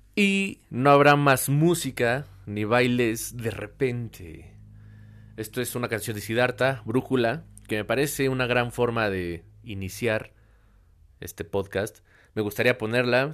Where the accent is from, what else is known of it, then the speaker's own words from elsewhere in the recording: Mexico; aquí en, en México, en mi país